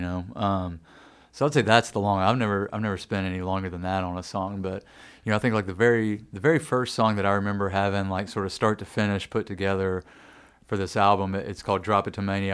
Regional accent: Nashville, Tennessee, United States; growing up in Nashville, I had just absolutely detested country music

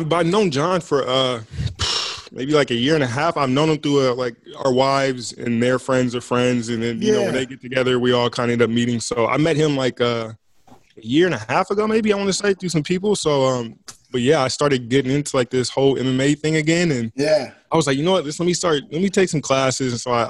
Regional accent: Portland, Oregon, United States; now in Orlando, United States; Portland, Oregon.

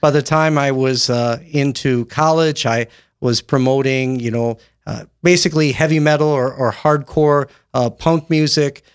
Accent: Windom, Minnesota, United States; Born and raised in Wyndham, Minnesota

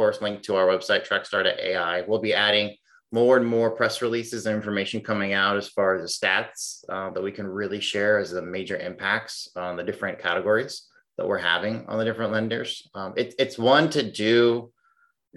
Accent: Illinois, United States; now in Phoenix, United States; I'm originally from Illinois. I live in Phoenix now

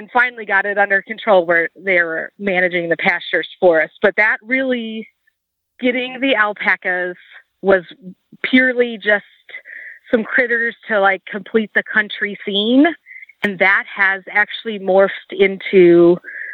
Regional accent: Chicago, Illinois, United States; now in Walla Walla, United States; I was born and raised in the Chicagoland area

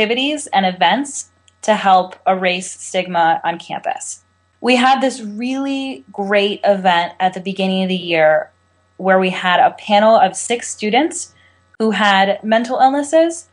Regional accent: California, United States; I'm 20 years old. I'm from California.

